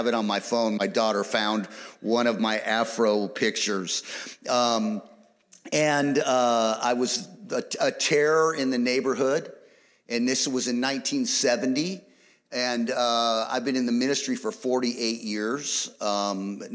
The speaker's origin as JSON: {"language": "English", "region": "California", "country": "United States", "said": "we are from California"}